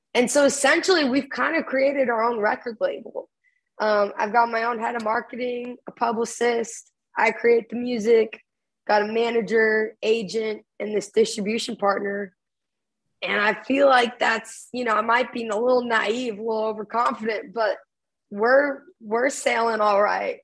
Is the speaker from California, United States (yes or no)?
no; Dallas Fort Worth area, Texas, United States; little coffee shops in my hometown